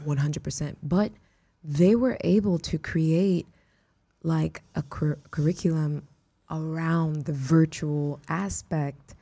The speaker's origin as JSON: {"language": "English", "town": "Houston", "region": "Texas", "country": "United States", "tie": "born or raised there", "also_born_or_lived": "Miami, Florida", "said": "I was raised in Houston, you know? like those were my formative years."}